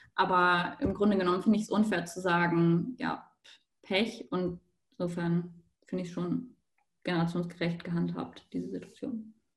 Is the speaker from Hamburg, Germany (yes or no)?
yes; Hamburg, Germany; moved away as an adult; now in Innsbruck, Austria; Ich komme aus Hamburg, studiere aber in Innsbruck